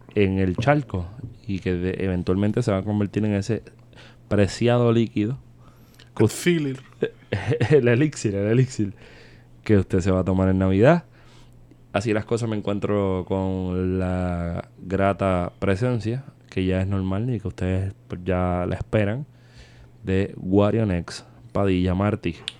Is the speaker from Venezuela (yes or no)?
no; Puerto Rico; en Puerto Rico se consume mucho alcohol